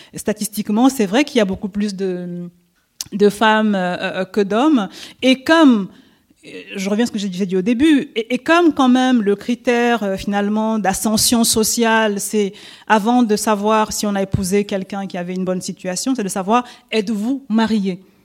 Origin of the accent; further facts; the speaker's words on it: Cameroon; first language French; je viens du Cameroun